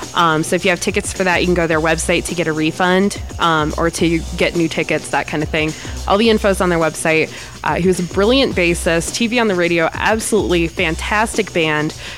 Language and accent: English; Ohio, United States; now in Wyoming, United States; I'm from Ohio originally